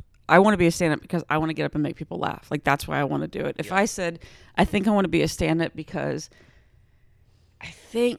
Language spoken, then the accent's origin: English; Texas, United States; because I'm like from the South, I'm from Texas